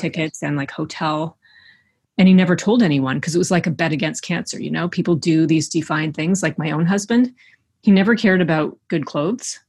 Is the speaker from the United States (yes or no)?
no; Eastern Canada, Canada; we don't have mountains in Eastern Canada